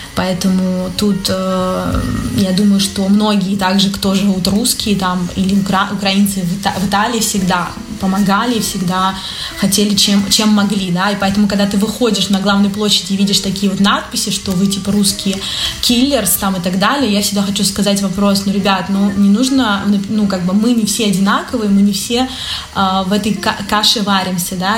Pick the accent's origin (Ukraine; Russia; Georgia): Russia; moved away as an adult; now in Milan, Italy; Я русская